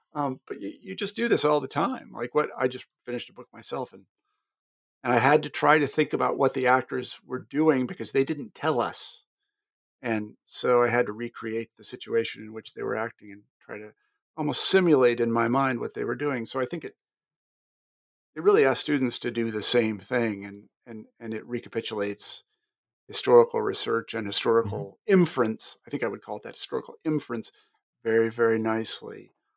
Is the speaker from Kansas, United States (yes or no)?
yes; Wichita, Kansas, United States; moved away; I'm actually from Wichita